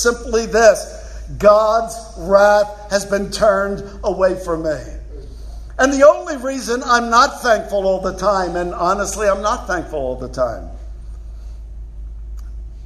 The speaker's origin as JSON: {"language": "English", "town": "Philadelphia", "region": "Pennsylvania", "country": "United States", "said": "I'm from Philly."}